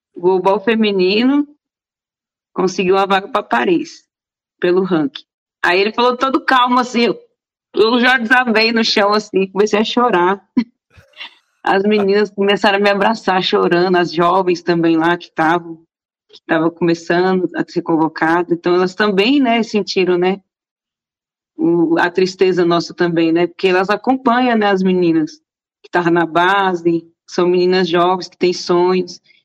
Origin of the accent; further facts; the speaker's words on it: Brasília, Federal District, Brazil; moved away as an adult; now in São Paulo, Brazil; Sim, eu nasci em Brasília. É... Minha família toda é de Brasília, minha mãe foi nascida lá já, a minha geração já é toda brasiliense